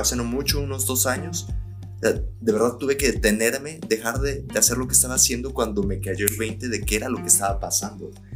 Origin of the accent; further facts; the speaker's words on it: Mexico; como mexicanos